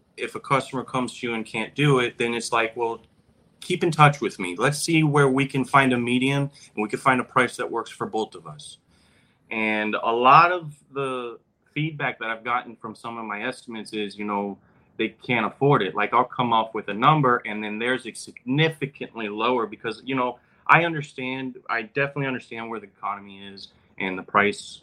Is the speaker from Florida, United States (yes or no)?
yes; Broward County, South Florida, United States; I was born and raised in South Florida, Broward County